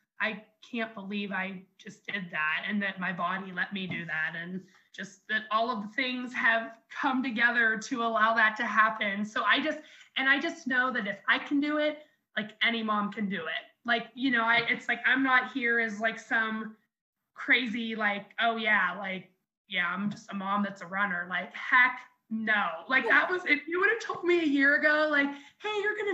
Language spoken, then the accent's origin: English; Jefferson, United States; my hometown here in Jefferson, like where I grew up